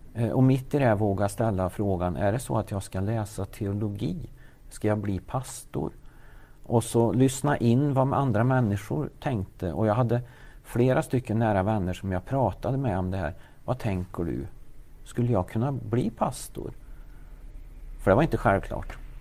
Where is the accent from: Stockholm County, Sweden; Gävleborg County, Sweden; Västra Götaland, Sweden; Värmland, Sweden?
Värmland, Sweden; also born or lived in Lidingö; Jag är en värmlänning som är uppväxt här i Värmland